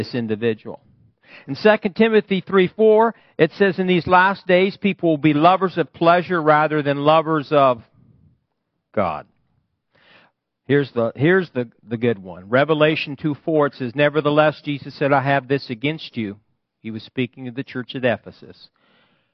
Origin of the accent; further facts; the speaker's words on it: Fairbury, Nebraska, United States; my hometown in Fairbury